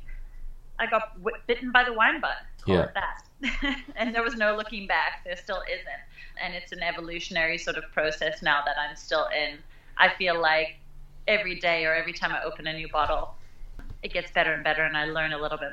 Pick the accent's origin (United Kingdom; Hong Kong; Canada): Canada; Okanagan, British Columbia; moved away as an adult; also born or lived in South Africa; coming back with these sort of fresh tourist eyes to my hometown, to my home